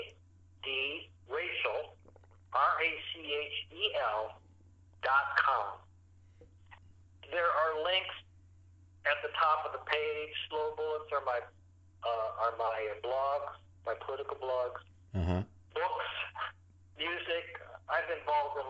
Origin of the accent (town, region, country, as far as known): Detroit, Michigan, United States; moved away as an adult; now in Japan